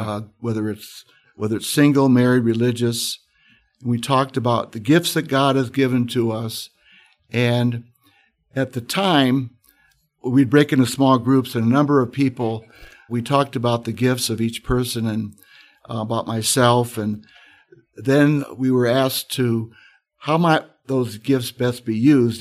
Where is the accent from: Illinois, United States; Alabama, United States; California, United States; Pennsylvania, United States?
Illinois, United States; Moline; moved away as an adult; now in Notre Dame, United States; I grew up in an area called the Quad Cities of Illinois, Iowa. I grew up on the Illinois side, Born in Moline, Illinois